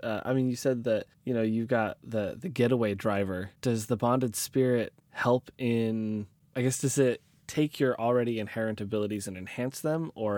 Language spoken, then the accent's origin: English; Oregon, United States; I'm from Oregon myself, so I should have known.